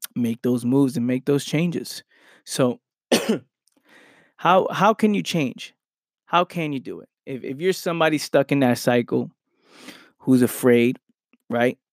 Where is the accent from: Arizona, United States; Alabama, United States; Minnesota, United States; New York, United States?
New York, United States; New York City; moved away as an adult; now in South Jersey, United States; I grew up in Pelham Parkway in the Bronx